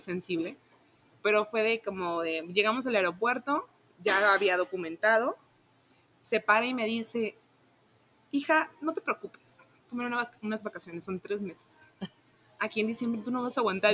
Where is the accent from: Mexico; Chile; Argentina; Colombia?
Mexico; Tabasco; moved away as an adult; now in Guadalajara, Mexico; soy originaria de Tabasco, entonces yo hice como un cambio de venirme de, Tabasco a, Guadalajara